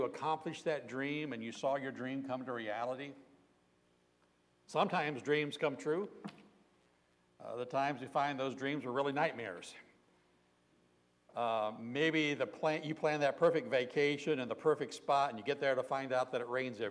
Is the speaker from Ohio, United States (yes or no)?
yes; Southern Ohio, United States; I grew up in Southern Ohio